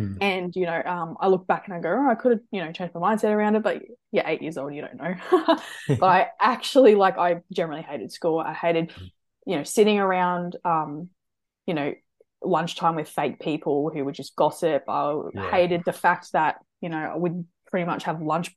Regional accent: Brisbane, Queensland, Australia; So I'm from Brisbane. So always been from Brisbane. Half my family's actually German, my other half's actually English. But I'm full Australian. So yeah, no, I grew up in Brisbane

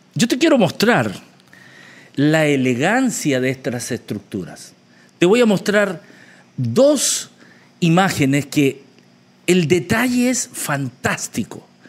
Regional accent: Chile; moved away; mi país de origen, Chile

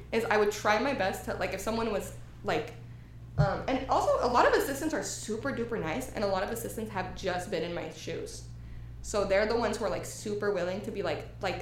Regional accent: Texas, United States; moved away as an adult; also born or lived in Houston; now in Los Angeles, United States; I'm from Texas

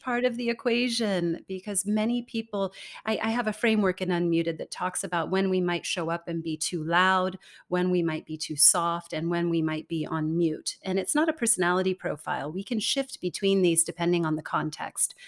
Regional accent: California, United States; moved away as an adult; also born or lived in Denmark; now in Singapore; I was born and raised in California

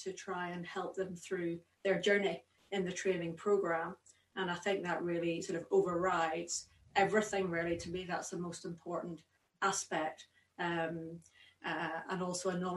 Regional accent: Belfast, Northern Ireland, United Kingdom; also born or lived in Oxford; now in Edinburgh, United Kingdom; I grew up in Belfast

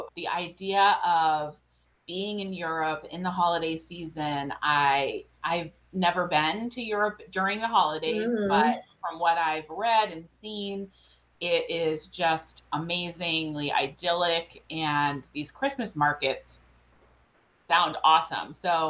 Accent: New England, United States; and we came from New England where there's snow, and now we live in South Carolina.

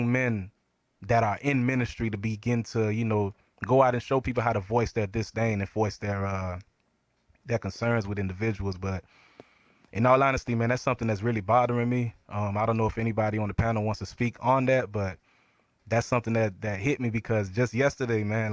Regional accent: Lake Worth, Florida, United States; also born or lived in Brooklyn, New York; growing up in Lake Worth

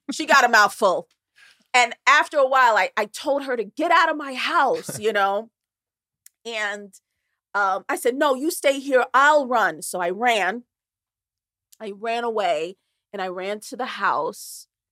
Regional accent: Newark, New Jersey, United States; I was brought up in Newark, New Jersey, in a very poor area

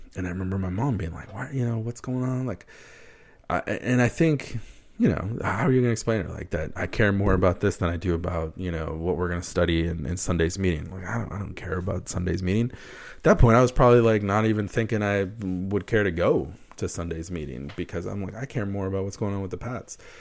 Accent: United States; also born or lived in Wisconsin; growing up in a, in a Hispanic household in the U S

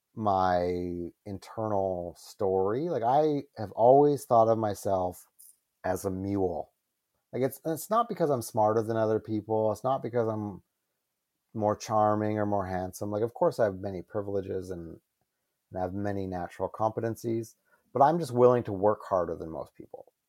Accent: Calgary, Alberta, Canada; moved away as an adult; I was from Calgary

